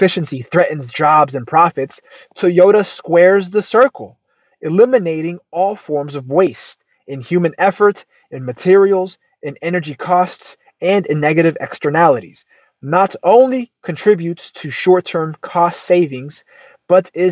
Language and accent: English; United States; I'm American through and through